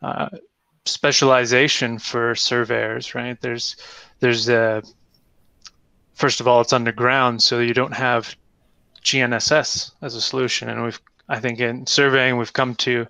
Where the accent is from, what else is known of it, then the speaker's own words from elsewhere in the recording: Canada; moved away; I'm originally from Canada